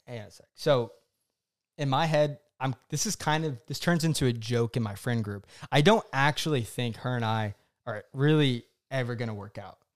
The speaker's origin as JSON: {"language": "English", "region": "Oklahoma", "country": "United States", "tie": "born or raised there", "also_born_or_lived": "New York City", "moved": "yes", "lives_now": "Dallas, United States", "said": "my hometown of Oklahoma"}